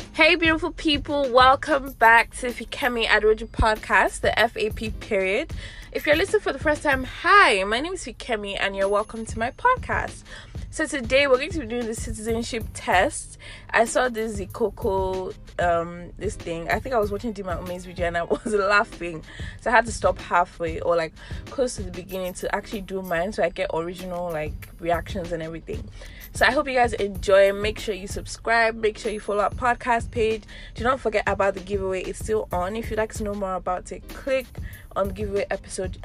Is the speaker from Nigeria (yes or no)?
yes; Nigeria; being a Nigerian